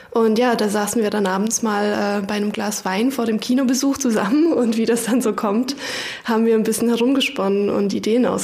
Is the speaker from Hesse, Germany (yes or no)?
yes; Hesse, Germany; ich komme ursprünglich aus Hessen und ich bin auch